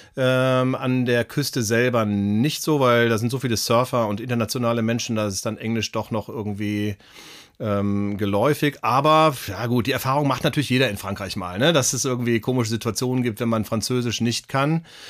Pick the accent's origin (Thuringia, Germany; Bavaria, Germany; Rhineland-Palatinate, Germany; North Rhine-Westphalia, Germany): North Rhine-Westphalia, Germany; Bergisches Land, near Cologne; wir kommen beide aus Köln, ähm, beziehungsweise Andi direkt aus Köln, ich aus der näheren Umgebung im Bergischen Land